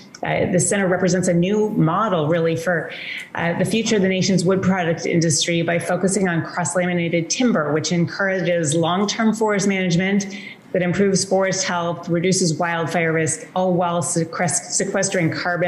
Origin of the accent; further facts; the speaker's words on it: Washington, United States; that is crucial to my home state of Washington.